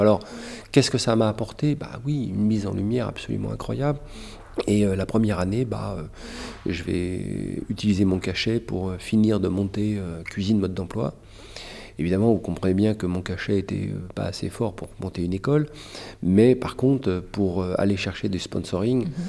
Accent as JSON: {"language": "French", "country": "France", "said": "Je suis un Français"}